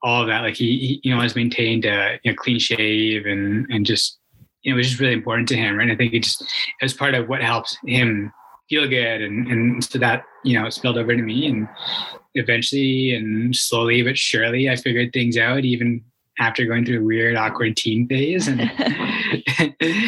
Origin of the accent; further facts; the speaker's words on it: Calgary, Alberta, Canada; I'm born and raised in Calgary, Alberta, one of the few, like a rare breed these days